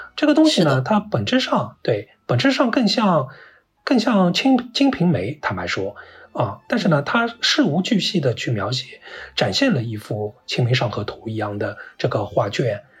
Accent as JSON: {"language": "Chinese", "region": "Shanghai", "country": "China", "tie": "born or raised there", "said": "我小时候所出生长大的那个区域啊，是上海最老的老城乡，就是上海的县城的这个发源地，所谓的石榴铺啊，外滩靠得都非常近，城隍庙"}